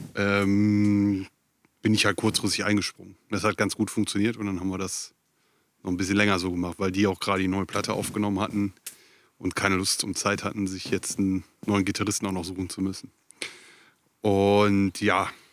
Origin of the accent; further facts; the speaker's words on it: Viersen, North Rhine-Westphalia, Germany; also born or lived in Hamburg; now in Ruhr area, Germany; ich komme ursprünglich aus Viersen.